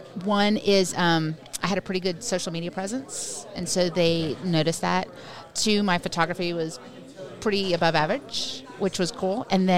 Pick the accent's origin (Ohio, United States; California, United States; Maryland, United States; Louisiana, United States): Louisiana, United States; New Orleans; also born or lived in Long Island, New York / San Francisco; now in Austin, United States; So I was born in Long Island, New York. Grew up in New Orleans, went to college in San Francisco